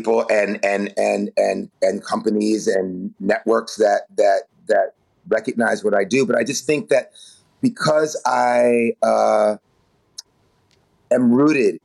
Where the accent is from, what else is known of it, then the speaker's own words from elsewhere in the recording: New York City, New York, United States; growing up in New York City in the late 60s, early 70s as a young child